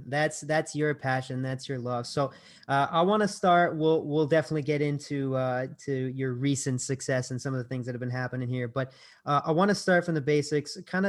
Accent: United States; As an American

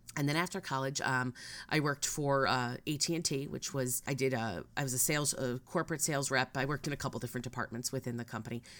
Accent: Connecticut, United States; I'm from Connecticut

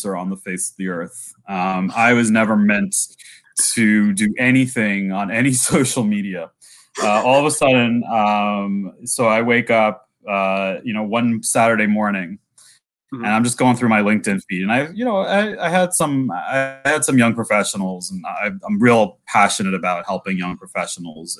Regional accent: New York, United States; as a New Yorker

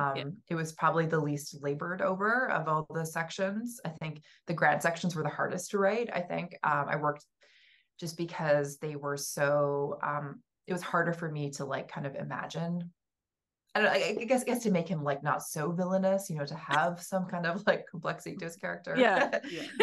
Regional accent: West Coast, United States; Like growing up on the West Coast, where I was like always, you know, we would have these like earthquake drills constantly

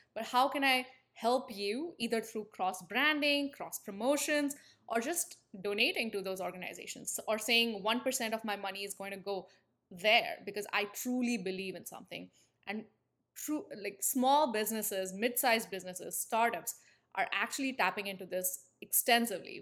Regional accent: India; moved away; if the accent hasn't given it away, I'm from India. And I spent my entire, uh, formative years in the country.

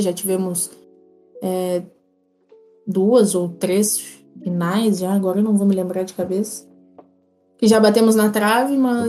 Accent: Pelotas, Rio Grande do Sul, Brazil; Eu sou pelotense

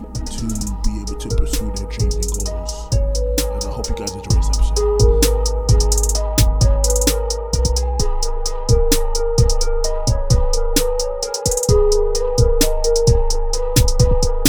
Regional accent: Orlando, Florida, United States; also born or lived in Brooklyn, New York; I was raised here

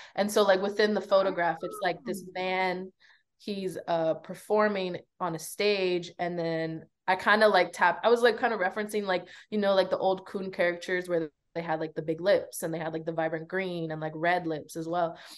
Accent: Belize; now in United States; I grew up in Belize for a big part of my life, and I ended up coming to America to pursue a better education

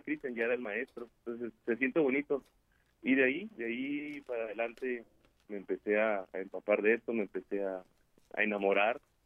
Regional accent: San Pedro de las Colonias, Coahuila, Mexico; yo soy nacido aquí en San Pedro de las Colones, Coahuila

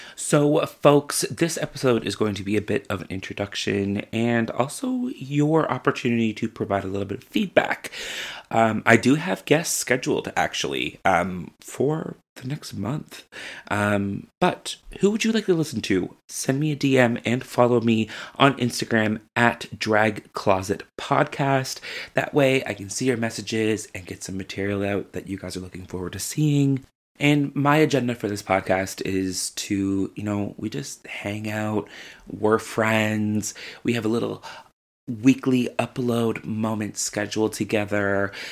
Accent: St. John's, Newfoundland and Labrador, Canada; I'm from Saint John's, Newfoundland, Labrador, and I'm a drag queen.

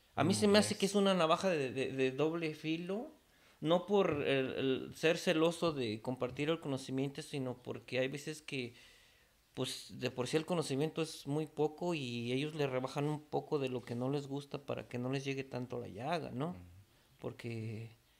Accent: Mexico City, Mexico; now in United States; soy de la Ciudad de México

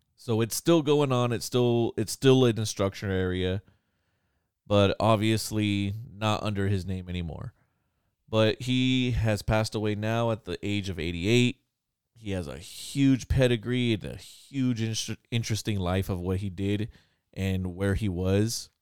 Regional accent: California, United States; I'm Californian, so I get cold at, like, sixty

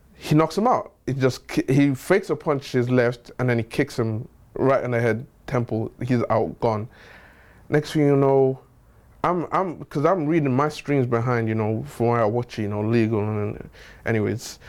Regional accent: Nigeria; So I'm Nigerian

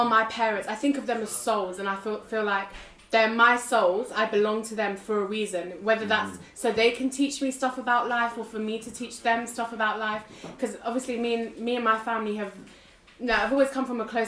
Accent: United Kingdom; being British as well, because that's what I identify as well as being Turkish.

